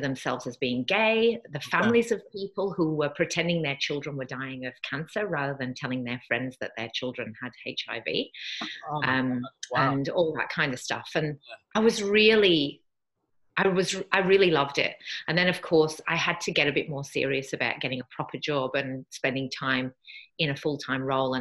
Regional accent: Yorkshire and the Humber, United Kingdom; moved away as an adult; now in Australia; I'm from the UK originally. I was brought up in Yorkshire in Northern England

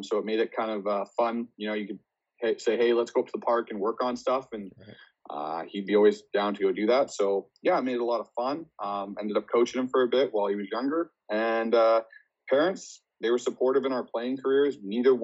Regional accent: Richmond, British Columbia, Canada; I grew up here on the West Coast. So grew up in Richmond, BC.

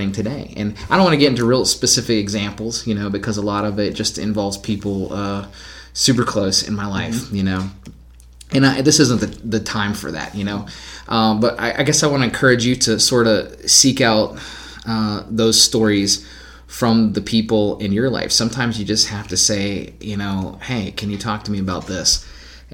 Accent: Clarksburg, West Virginia, United States; did we ever have segregation in my hometown

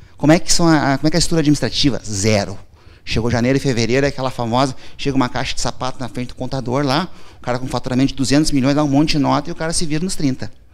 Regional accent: Porto Alegre, Rio Grande do Sul, Brazil; now in Passo Fundo, Brazil; eu nasci em Porto Alegre, as pessoas não acreditam, e fui para Passo Fundo.

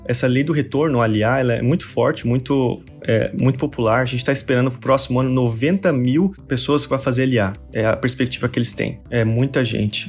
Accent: Mato Grosso, Brazil; moved away as an adult; now in Jerusalem; eu sou brasileiro, meus pais são goianos e eu nasci no Mato Grosso

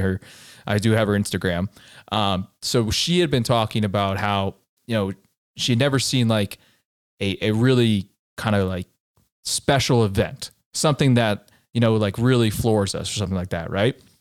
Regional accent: Colorado, United States; I tell her I'm from Colorado and I'm visiting here

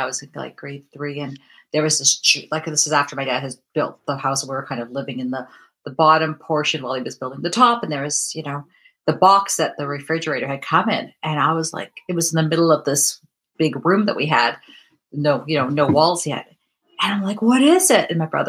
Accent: Vancouver, British Columbia, Canada; I am from Vancouver, British Columbia, and it is about 10:45 in the morning.

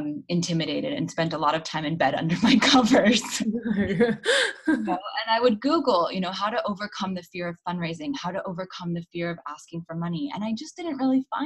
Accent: Los Angeles, California, United States; moved away as an adult; also born or lived in East Africa / West Africa / New York; now in London, United Kingdom; I am born and raised in Los Angeles, California, but I live in London now

